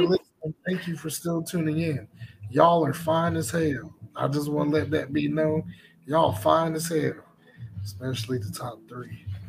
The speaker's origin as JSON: {"language": "English", "region": "the South", "country": "United States", "accent": "southern", "said": "my southern accent came out a bit"}